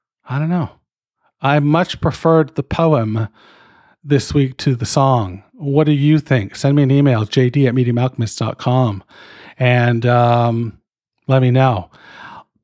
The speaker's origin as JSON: {"language": "English", "country": "Canada", "said": "I'm fucking Canadian."}